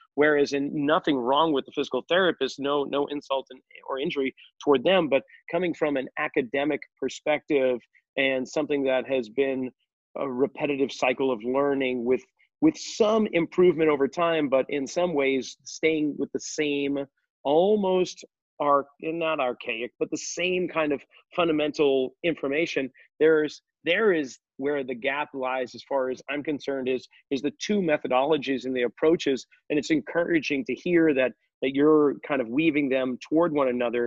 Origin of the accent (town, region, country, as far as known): outside of Boston, Massachusetts, United States; born or raised there